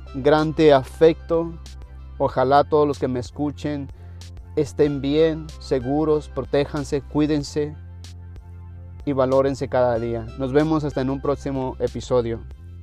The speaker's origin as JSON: {"language": "Spanish", "country": "Mexico", "moved": "yes", "said": "Yo vengo de México"}